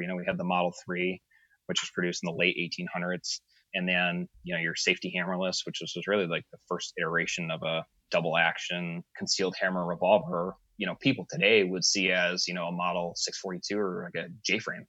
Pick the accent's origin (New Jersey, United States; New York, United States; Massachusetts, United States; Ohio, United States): Massachusetts, United States; Springfield; also born or lived in North Carolina; I'm from just outside of Springfield, Mass